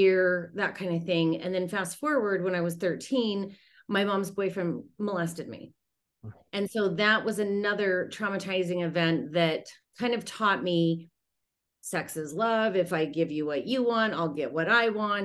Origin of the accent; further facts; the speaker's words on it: Utah, United States; moved away; I'm from Utah originally